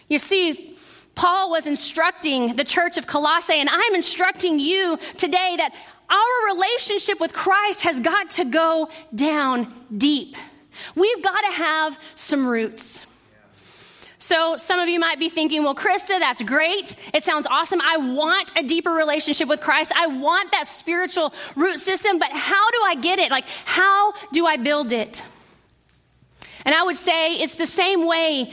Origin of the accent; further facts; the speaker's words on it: Midland, Texas, United States; I grew up in West Texas in Midland